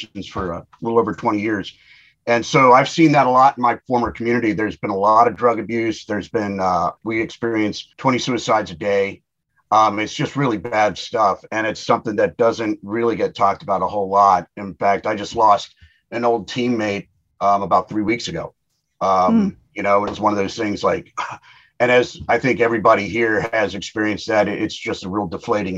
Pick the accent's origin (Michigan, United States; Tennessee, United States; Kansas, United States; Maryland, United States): Maryland, United States; we're both from Maryland